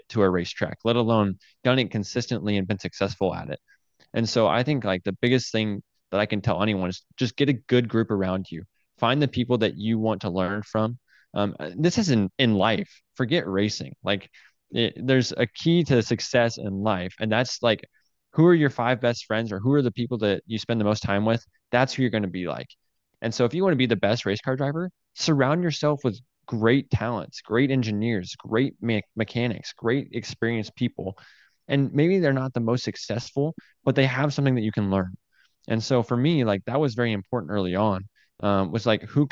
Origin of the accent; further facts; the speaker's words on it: Payette, Idaho, United States; it's as close as we're going to get to Payette, Idaho